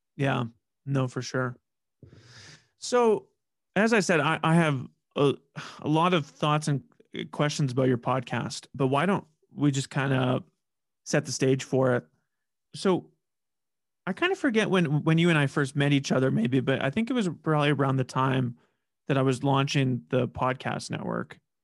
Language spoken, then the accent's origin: English; Saskatoon, Saskatchewan, Canada; moved away as an adult; now in Regina, Canada; I'm from Saskatoon and I've, I've lived in Regina for, yeah, eight years